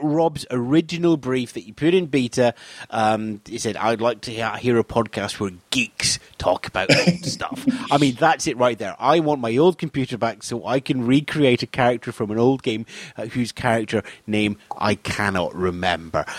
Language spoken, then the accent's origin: English; Scotland, United Kingdom; I'm Scottish.